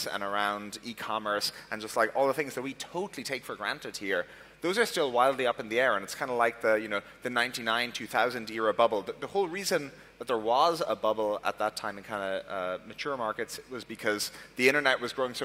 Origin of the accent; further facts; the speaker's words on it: Ireland; moved away; also born or lived in Silicon Valley; I'm obviously originally from Ireland